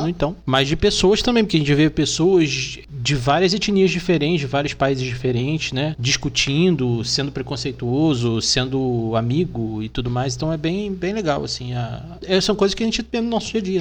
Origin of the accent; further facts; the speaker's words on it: Rio de Janeiro, Brazil; moved away as an adult; now in São Paulo, Brazil; Eu sou carioca